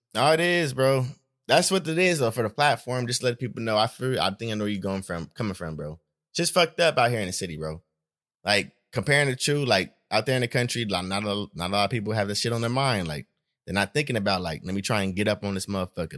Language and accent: English; Stockton, California, United States; also born or lived in Los Angeles, US (summers)